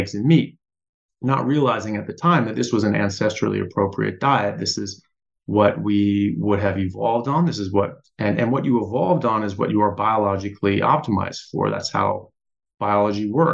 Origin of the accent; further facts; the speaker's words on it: United States; I'm an American medical doctor